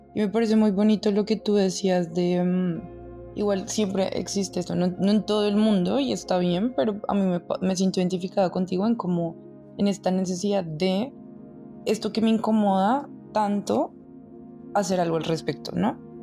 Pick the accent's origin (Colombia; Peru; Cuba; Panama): Colombia; moved away; nosotros como colombianos